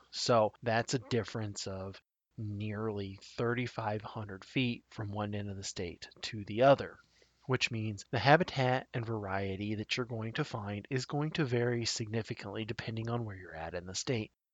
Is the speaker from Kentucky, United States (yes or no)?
no; Tri Cities area, south central Nebraska, United States; I grew up in the south central part of the state particularly in the area called the Tri Cities area. The Tri Cities are Grand Island, Hastings, and Kearney